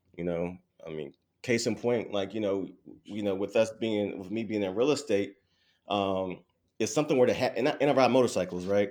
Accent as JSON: {"language": "English", "town": "Durham", "region": "North Carolina", "country": "United States", "tie": "born or raised there", "said": "born and raised in Durham, North Carolina"}